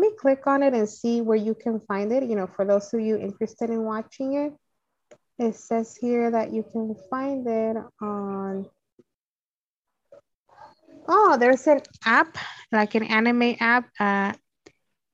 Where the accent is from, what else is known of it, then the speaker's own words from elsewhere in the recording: Los Angeles, California, United States; I'm from the Valley, so my closest Blockbuster was the one at the corner of Van Nuys Boulevard in Nordhoff